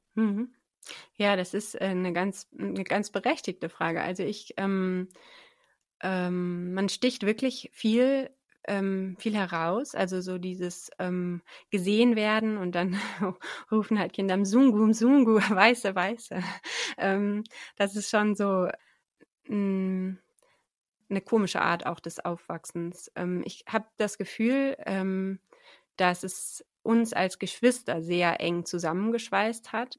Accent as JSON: {"language": "German", "area": "Oberbergisches Land", "region": "North Rhine-Westphalia", "country": "Germany", "tie": "born or raised there", "also_born_or_lived": "Tanzania / Münsterland", "moved": "yes", "said": "ich bin ähm, aufgewachsen, die meiste Zeit meines Lebens im Oberbergischen Land, westlich von Köln und Bonn ist"}